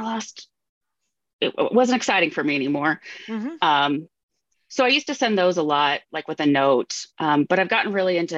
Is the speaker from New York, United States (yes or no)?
no; Washington, United States; also born or lived in Ohio; now in Minnesota, United States; I live in Minnesota, but I grew up in Washington State.